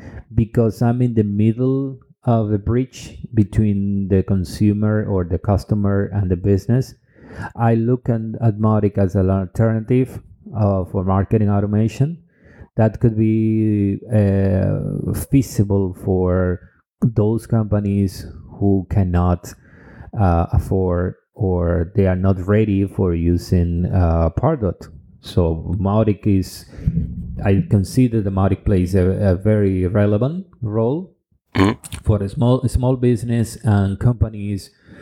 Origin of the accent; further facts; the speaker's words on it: Cuba; English is a second language; also born or lived in Dominican Republic; now in Europe; I'm original from Cuba and Dominican Republic, but I have been living in Europe for several years, almost a decade.